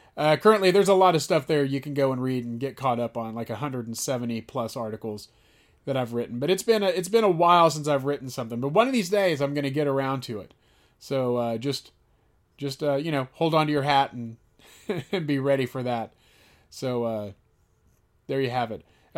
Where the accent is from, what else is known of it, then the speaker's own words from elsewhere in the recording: Aledo, Texas, United States; now in Dallas, United States; growing up in Aledo, Texas.